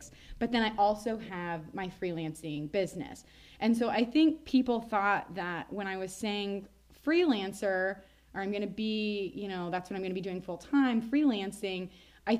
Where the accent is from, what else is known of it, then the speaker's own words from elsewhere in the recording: Nebraska, United States; I'm also from Nebraska, like Meg